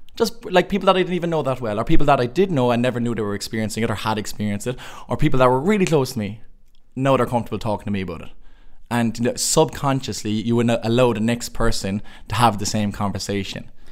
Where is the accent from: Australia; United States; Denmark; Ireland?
Ireland; Cork, Munster; moved away as an adult; also born or lived in Limerick; I'm from Cork